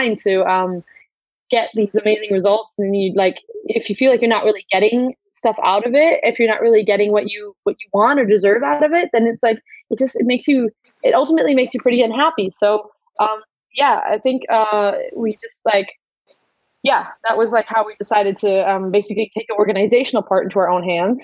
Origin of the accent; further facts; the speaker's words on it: United States; now in Germany; we're both American